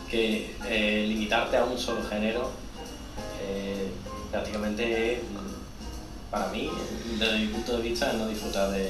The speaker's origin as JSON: {"language": "Spanish", "region": "Andalusia", "country": "Spain"}